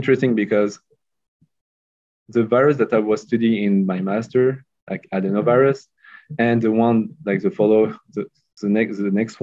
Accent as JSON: {"language": "English", "town": "Lyon", "region": "Auvergne-Rhône-Alpes", "country": "France", "tie": "born or raised there", "also_born_or_lived": "Bordeaux", "said": "The first technical degree was in Lyon, my hometown"}